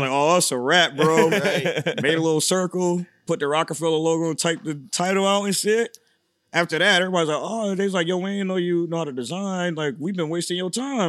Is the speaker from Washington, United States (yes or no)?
no; Syracuse, New York, United States; moved away as an adult; now in Los Angeles, United States; I'm from Syracuse, New York.